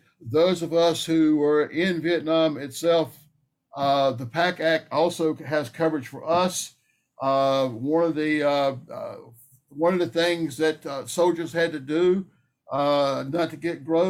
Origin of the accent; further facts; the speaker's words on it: North Carolina, United States; I grew up in North Carolina. I thought I was used to heat and humidity, but, I wasn't used to that.